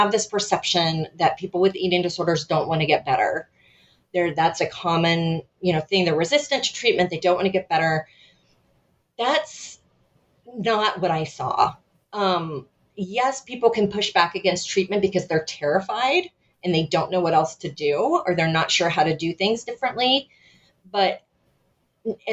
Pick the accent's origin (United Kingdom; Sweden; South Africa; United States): United States; being an American